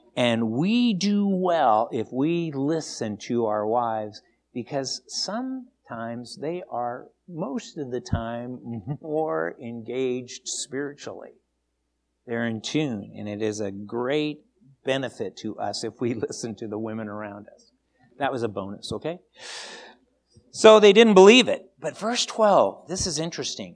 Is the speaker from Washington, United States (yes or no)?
yes; Seattle, Washington, United States; moved away; I grew up in Seattle.